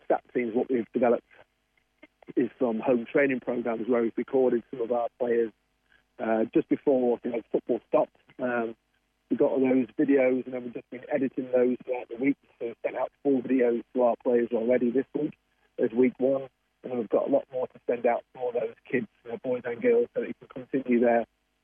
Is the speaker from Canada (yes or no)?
no; England, United Kingdom; moved away; I'm obviously from England